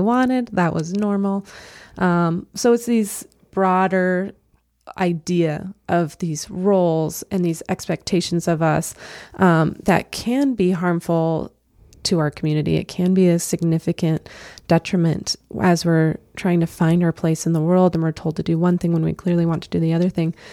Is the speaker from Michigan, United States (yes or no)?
no; Albuquerque, New Mexico, United States; now in Idaho, United States; I am originally from Albuquerque, New Mexico, and moved up to Idaho in about 2012